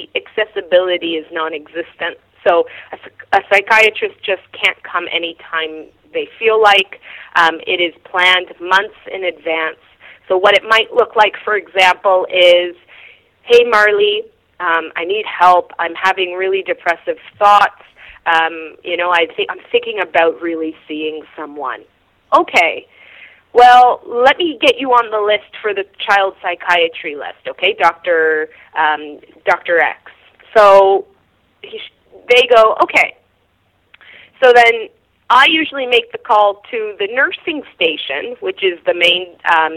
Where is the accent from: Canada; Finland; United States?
Canada; York Region, Ontario; moved away as an adult; also born or lived in Nunavik; Growing up in York Region